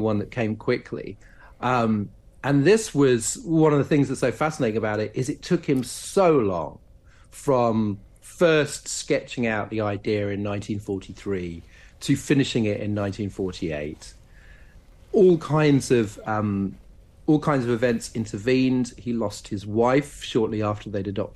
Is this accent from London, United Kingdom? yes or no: yes; London, United Kingdom; also born or lived in Norwich; I was born in Norwich and grew up in southeast London, and I now live in North London.